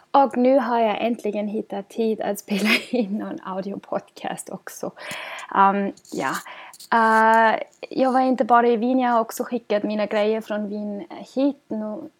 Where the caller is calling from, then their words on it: Gothenburg, Västra Götaland, Sweden; och jag kommer till er från Göteborg i Sverige.